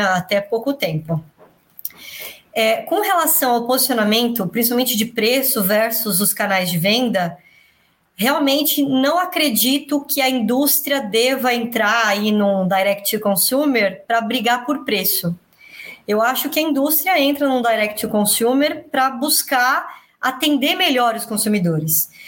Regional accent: São Paulo, Brazil; eu cresci, eu nasci no Belenzinho, eu cresci no Tatuapé

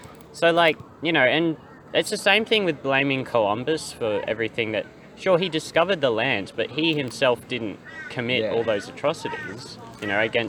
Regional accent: Australia

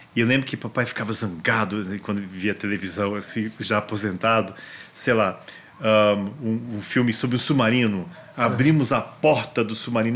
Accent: Brasília, Federal District, Brazil; also born or lived in Washington, United States; eu cresci em Brasília

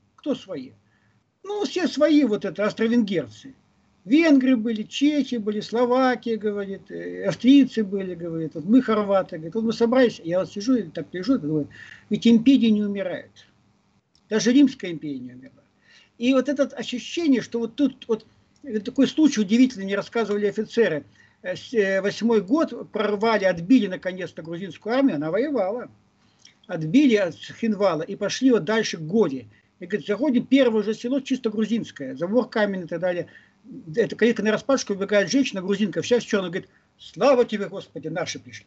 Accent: Vladivostok, Primorsky Krai, Russia; now in Moscow, Russia; вернулся на родину не, не историческую а реальную родину, я из Владивостока

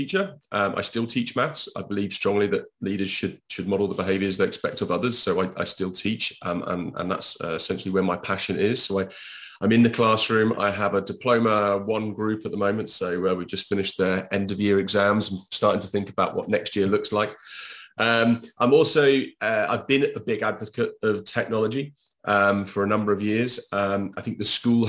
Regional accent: United Kingdom; now in Spain; I'm British.

